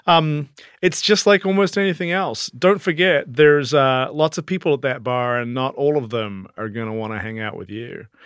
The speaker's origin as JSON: {"language": "English", "region": "South Island", "country": "New Zealand", "tie": "born or raised there", "moved": "yes", "lives_now": "New York City, United States", "said": "I came from New Zealand"}